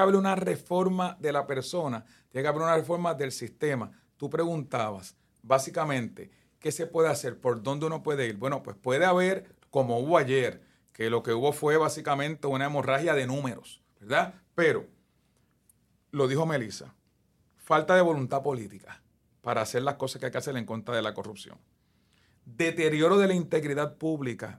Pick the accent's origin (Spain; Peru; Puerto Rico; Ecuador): Puerto Rico; Guaynabo; aquí en Guaynabo, en mi pueblo